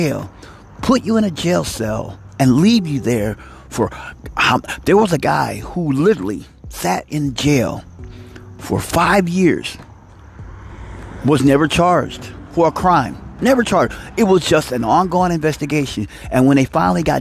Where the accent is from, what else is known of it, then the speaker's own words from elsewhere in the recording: United States; I'm an American